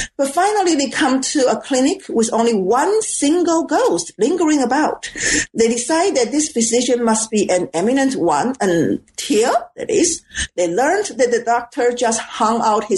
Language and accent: English; Taiwan; And because I am from Taiwan, I cannot speak the Suzhou dialect, and I don't really have the vocabulary in my quote unquote encyclopedia about those slangs.